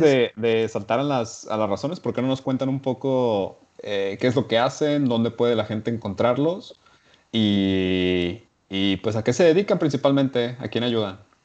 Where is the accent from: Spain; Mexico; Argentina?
Mexico; Guadalajara, Jalisco; Yo soy de Guadalajara